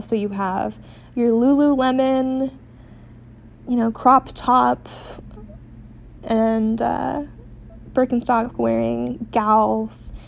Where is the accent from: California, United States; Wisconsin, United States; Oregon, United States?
California, United States; San Diego; now in Seattle, United States; I'm not from here, I'm from San Diego.